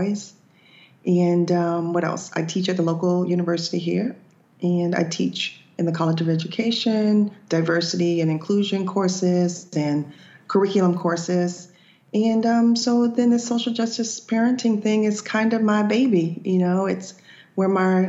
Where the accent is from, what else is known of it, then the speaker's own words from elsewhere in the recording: Boca Raton, Florida, United States; also born or lived in Georgia; I was born and raised in Florida, and I moved to Georgia for a couple of years to teach, but came back home. So Boca Raton is kind of where I grew up for the most part.